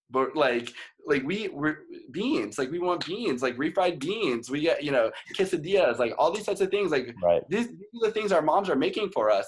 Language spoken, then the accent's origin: English; Maine, United States; moved away as an adult; now in Los Angeles, United States; I'm originally from Maine